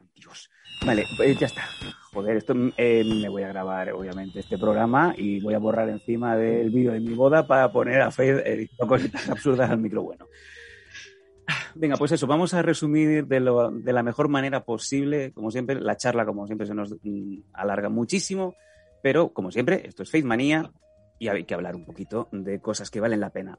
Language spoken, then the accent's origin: Spanish; Catalan-speaking hometown, Catalan-speaking area, Spain